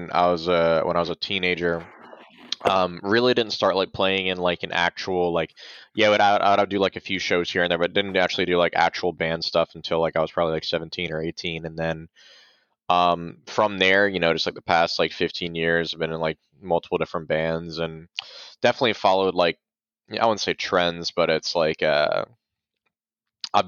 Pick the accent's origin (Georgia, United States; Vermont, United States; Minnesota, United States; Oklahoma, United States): Georgia, United States; Valdosta; We're like we're from Valdosta, Georgia, which is like 22 miles north of the Florida border.